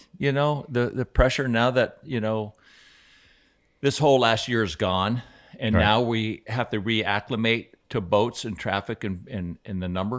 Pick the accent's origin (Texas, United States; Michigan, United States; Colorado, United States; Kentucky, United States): Colorado, United States; Aspen; he had a chance to see what I saw when I grew up in Aspen.